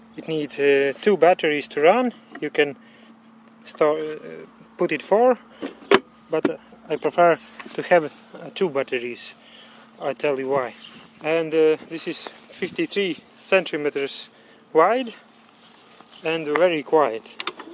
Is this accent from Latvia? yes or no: yes; Latvia; I'm from Latvia